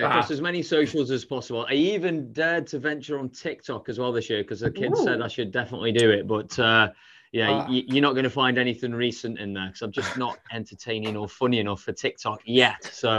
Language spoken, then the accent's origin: English; Staffordshire, West Midlands, United Kingdom; I live in Staffordshire